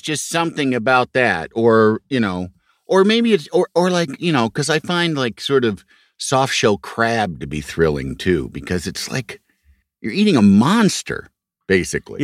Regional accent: Chicago, Illinois, United States; moved away; I grew up in Chicago

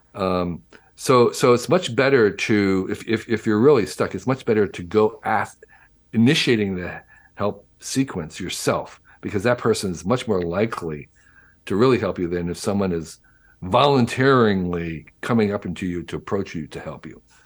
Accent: New Jersey, United States; when I was growing up in New Jersey in the 1950s and 60s

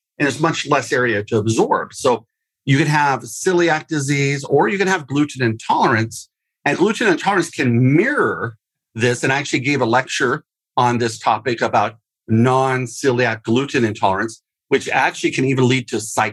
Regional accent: Oregon, United States; I'm from Oregon, microbrew capital of the world, or at least our state

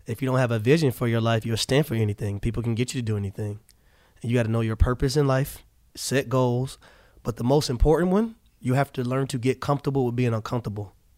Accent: Atlanta, Georgia, United States; born or raised there

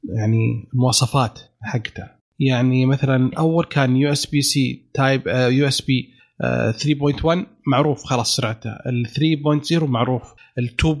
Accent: Eastern Province, Saudi Arabia; انا من الشرقيه

